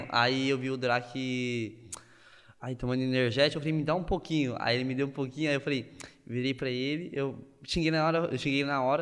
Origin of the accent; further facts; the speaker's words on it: Carapicuíba, São Paulo, Brazil; also born or lived in Osasco; Eu nasci em São Paulo, acho que perto daqui da Dream. E só que eu morei um tempo em Osasco, por causa da minha família, da minha mãe e do meu pai, que morava tudo em Osasco. Quando eu fiz uns 5 anos, me mudei para Carapicuíba